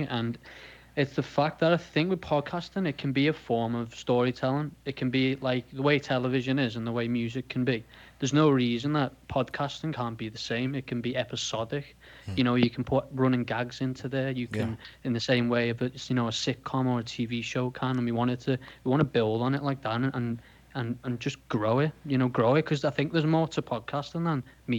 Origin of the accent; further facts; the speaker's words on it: Liverpool, North West England, United Kingdom; accent: Scouse; Yeah, and I'm from Liverpool, Liverpool. So I'm a Scouser. So that's probably if I'm hard to hear quite a bit, that's because I have a strong accent, a Liverpoolian accent.